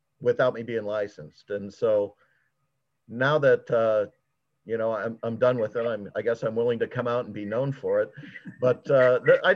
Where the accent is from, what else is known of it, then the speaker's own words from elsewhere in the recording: Geneseo, Illinois, United States; now in Mahomet, United States; I grew up in Geneseo near the Quad Cities